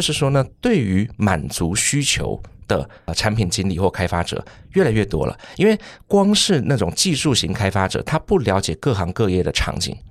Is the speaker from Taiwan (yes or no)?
yes; Taipei, Taiwan; 刚刚忘记介绍我是台北人